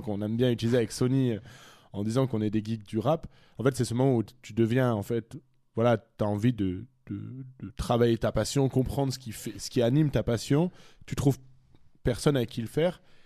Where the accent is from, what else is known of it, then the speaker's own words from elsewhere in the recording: France; moved away; also born or lived in Brussels; je suis français